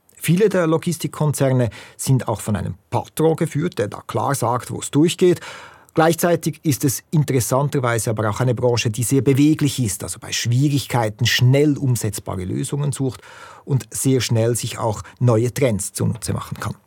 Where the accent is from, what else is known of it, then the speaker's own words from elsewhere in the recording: Lucerne, Switzerland; ich bin Luzerner